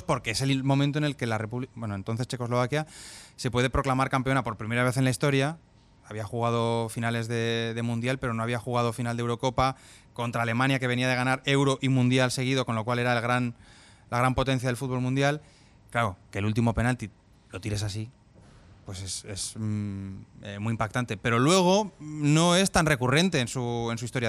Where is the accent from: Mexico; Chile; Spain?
Spain; Zaragoza, Aragon; moved away as an adult; now in Catalonia, Spain; los dos nacimos en Zaragoza en los años 80